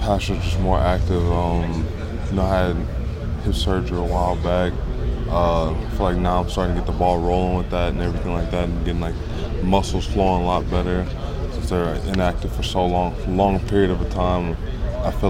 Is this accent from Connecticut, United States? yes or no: no; Los Angeles, California, United States; also born or lived in Nebraska; now in New York area, United States; I'm from Los Angeles.